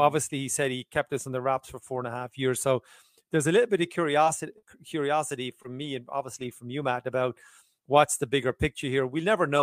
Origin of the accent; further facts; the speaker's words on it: Ireland; I'm from Southern Ireland